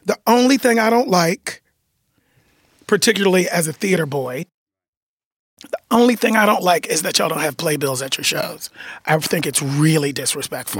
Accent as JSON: {"language": "English", "country": "United States", "also_born_or_lived": "Los Angeles", "said": "I'm American"}